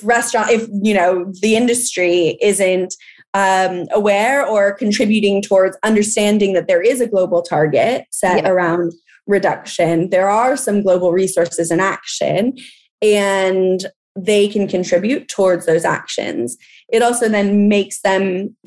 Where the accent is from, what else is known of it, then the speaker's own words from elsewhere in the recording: California, United States; accent: American; moved away as an adult; now in London, United Kingdom; I am from California. I'm from a place that has water scarcity issues, and they're being impacted constantly by agriculture in my home state